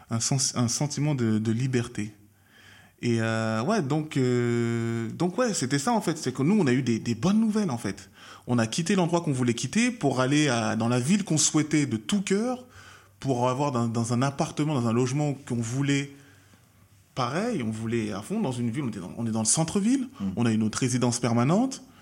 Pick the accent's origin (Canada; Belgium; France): Canada; Peace River, Alberta; je savais que chez moi, à Peace River et vers la paix, il y avait rien. On le savait. Il y avait zéro cas.